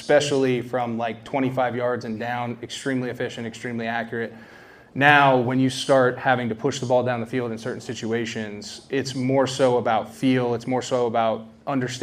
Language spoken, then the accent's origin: English; South Central Virginia, United States; also born or lived in Northeastern Pennsylvania; Now, I grew up in Virginia, so South Central Virginia